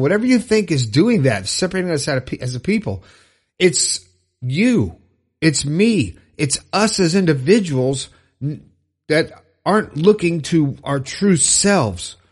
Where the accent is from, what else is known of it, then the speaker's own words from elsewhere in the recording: Fort Lauderdale, Florida, United States; Orlando, Florida, my home state. I'm from Fort Lauderdale.